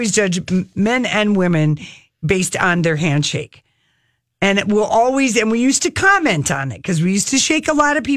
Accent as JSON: {"language": "English", "region": "Minnesota", "country": "United States", "said": "we're from Minnesota"}